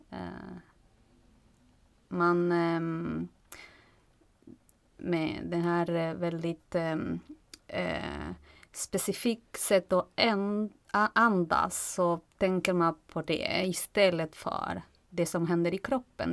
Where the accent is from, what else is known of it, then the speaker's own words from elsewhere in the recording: Argentina; Swedish is a second language; moved away as an adult; now in Stockholm, Sweden; Jag kommer från eh, Argentina